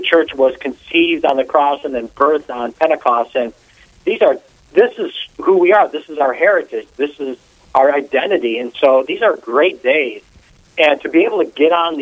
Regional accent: Detroit, Michigan, United States; moved away as an adult; now in Fargo, United States; I am totally born and raised in Detroit, Michigan

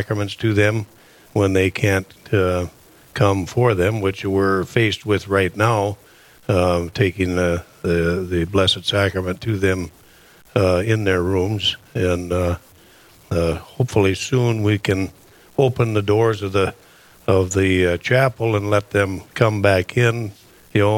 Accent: Camden, North Dakota, United States; moved away as an adult; now in Fargo, United States; I'm originally from Camden, North Dakota, and I moved down to Fargo in 2009

